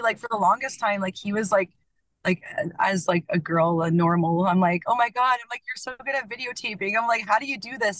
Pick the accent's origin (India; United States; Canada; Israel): Canada; Ontario; moved away as an adult; also born or lived in Ottawa, Canada / Edmonton, Canada; originally, I'm actually from Ontario